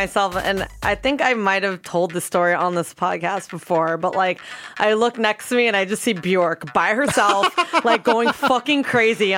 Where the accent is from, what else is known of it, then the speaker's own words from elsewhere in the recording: Miami, Florida, United States; I'm from Miami